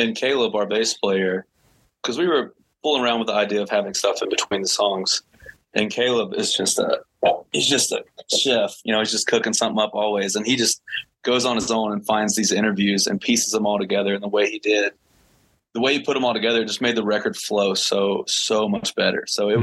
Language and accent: English; Mississippi, United States; growing up in Mississippi